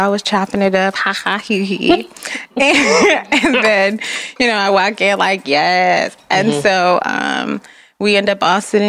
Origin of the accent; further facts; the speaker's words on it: Los Angeles, California, United States; first language Jamaican Patois; English is a second language; moved away as an adult; also born or lived in Jamaica; now in Detroit, United States; I have been in Michigan now for 10 years, so born and raised in Los Angeles.